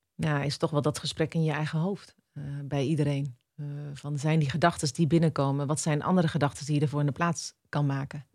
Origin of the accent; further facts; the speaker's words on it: Netherlands; wij ons beseffen als Nederlanders